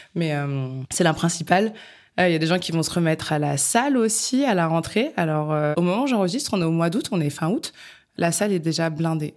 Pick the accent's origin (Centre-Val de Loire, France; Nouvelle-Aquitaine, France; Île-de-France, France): Centre-Val de Loire, France; Bourges; now in Paris, France; moi-même je viens de Bourges